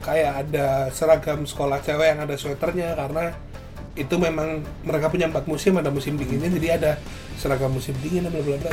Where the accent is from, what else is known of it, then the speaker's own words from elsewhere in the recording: Surabaya, East Java, Indonesia; gua asal gua dari Surabaya